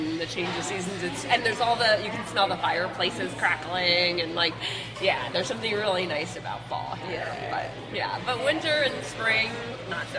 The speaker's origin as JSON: {"language": "English", "town": "North Miami Beach", "region": "Florida", "country": "United States", "tie": "born or raised there", "moved": "yes", "lives_now": "New York, United States", "said": "I grew up in North Miami Beach in South Florida"}